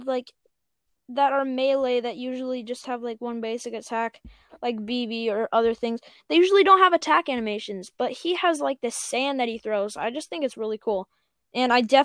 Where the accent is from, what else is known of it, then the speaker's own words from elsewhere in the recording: United States; I'm American